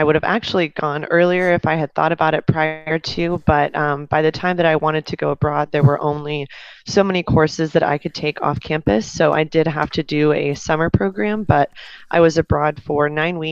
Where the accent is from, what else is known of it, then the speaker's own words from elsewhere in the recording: Dallas, Texas, United States; now in Austin, United States; I'm originally from Dallas, Texas, and live in Austin, Texas now